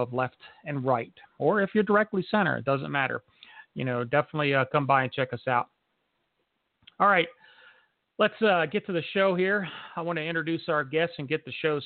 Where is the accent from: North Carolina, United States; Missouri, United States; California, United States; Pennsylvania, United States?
Pennsylvania, United States; Cumberland Valley; also born or lived in Harrisburg, Pennsylvania; I was born in Harrisburg, raised in Cumberland Valley.